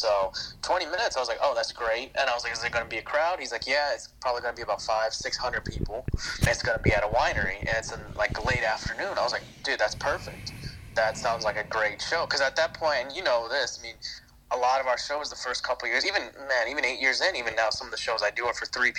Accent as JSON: {"language": "English", "country": "India", "said": "If you haven't listened to the episode, I'm Indian, so that's something that's important to this story."}